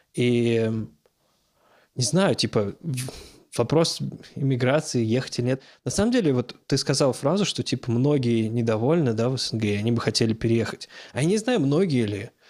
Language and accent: Russian; Moscow, Russia; moved away as an adult; now in Los Angeles, United States; Все-таки я из Москвы